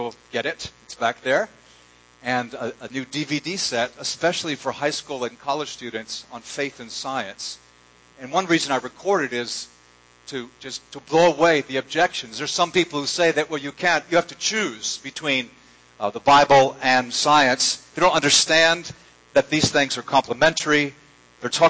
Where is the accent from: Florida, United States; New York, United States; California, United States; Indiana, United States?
Florida, United States; Jacksonville; moved away; my hometown, Jacksonville, Florida